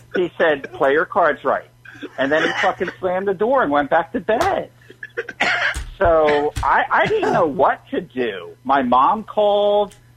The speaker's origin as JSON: {"language": "English", "town": "Philadelphia", "region": "Pennsylvania", "country": "United States"}